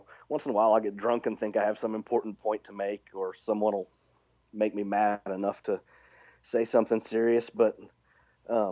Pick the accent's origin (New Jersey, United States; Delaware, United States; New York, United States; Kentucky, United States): Kentucky, United States; Lexington; now in West Virginia, United States; I was born in Lexington, Kentucky, and my whole family's in Kentucky